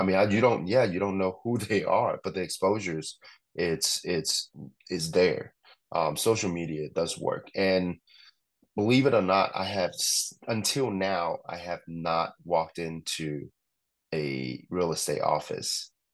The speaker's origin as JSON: {"language": "English", "country": "Hong Kong", "tie": "born or raised there", "moved": "yes", "said": "I grew up in Hong Kong"}